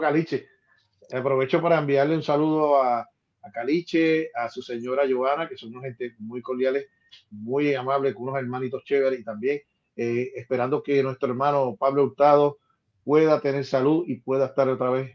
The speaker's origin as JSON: {"language": "Spanish", "town": "Ponce", "country": "Puerto Rico", "tie": "born or raised there", "said": "en el Carnaval de Ponce, mi ciudad natal"}